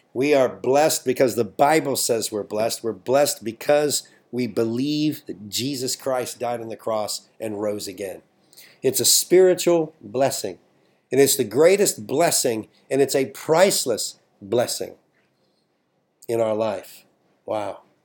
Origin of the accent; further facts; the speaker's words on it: United States; I'm an American